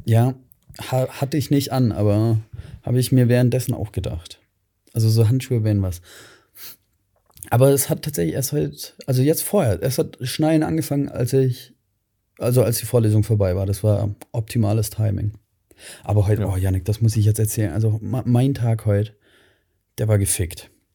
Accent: Swabia, Germany; now in Ingolstadt, Germany; ich bin Schwabe

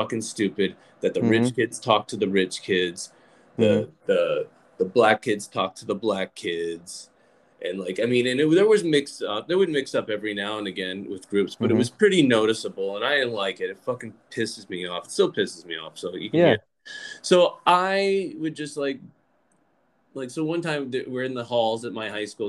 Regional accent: Lynchburg, Virginia, United States; I grew up in Lynchburg, Virginia

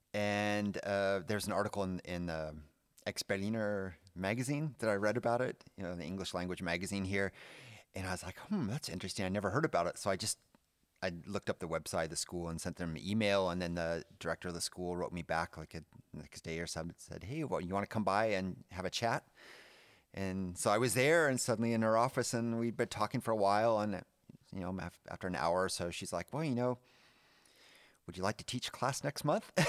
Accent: California, United States; moved away as an adult; now in Germany; my hometown in California

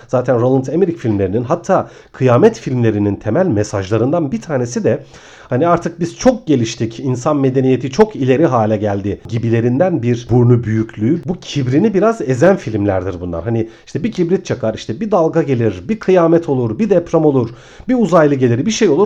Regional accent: Ayvalık, Balıkesir, Turkey; moved away as an adult; now in Istanbul, Turkey; Ben aslında Ayvalıklıyım. on bir yıl kadar önce İstanbul'a taşındım.

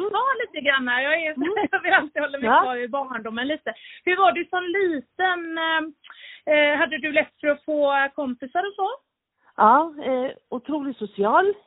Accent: Solna, Stockholm County, Sweden; Jag är född på Karolinska, så Solnabo, utvaggad AIK-are. Jag hade inte så stö större val än det. Jag är stockholmare. Men jag är väl en liten, en liten blandning. Alltså, min pappa är från spanska Marocko, min mamma är från Spanien

